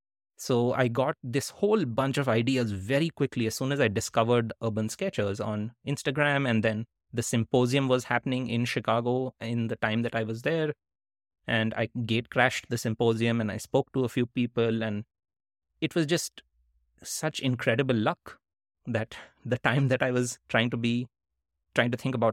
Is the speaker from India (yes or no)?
yes; India; also born or lived in Netherlands; now in United States; I was living in the US and all my stories had been about growing up in India. All my writing had been when I lived in India, when I lived in the Netherlands, and I had just moved to the US